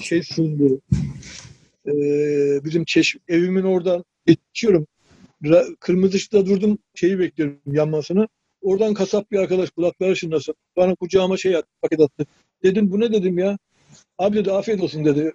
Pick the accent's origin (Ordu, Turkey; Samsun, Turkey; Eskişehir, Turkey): Ordu, Turkey; moved away as an adult; also born or lived in Sakarya; 1958 Ordu doğumluyum.